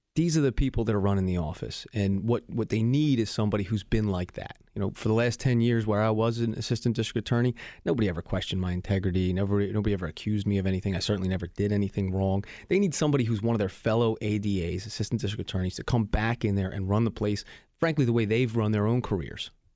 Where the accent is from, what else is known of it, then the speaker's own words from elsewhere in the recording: Philadelphia, Pennsylvania, United States; I was born and raised here in Philadelphia